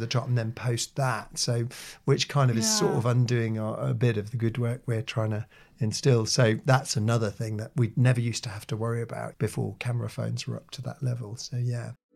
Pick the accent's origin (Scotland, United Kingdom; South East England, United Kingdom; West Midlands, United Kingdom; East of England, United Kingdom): East of England, United Kingdom; Norwich; my hometown of Norwich